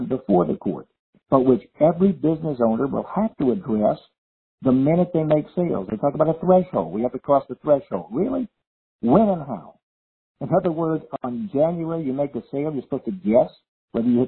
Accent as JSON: {"language": "English", "region": "Louisiana", "country": "United States", "tie": "born or raised there", "said": "my home state"}